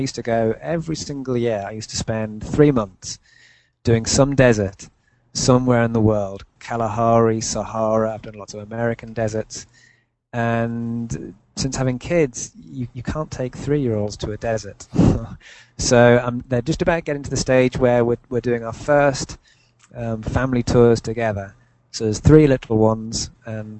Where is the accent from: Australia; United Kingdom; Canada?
United Kingdom; I came back to the UK and went to university, I hooked up with a bike mag who happened to be in my hometown